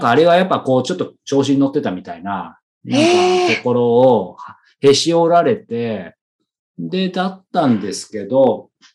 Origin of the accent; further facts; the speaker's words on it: Yokohama, Kanagawa, Japan; moved away as an adult; also born or lived in Hiroshima; 地元の横浜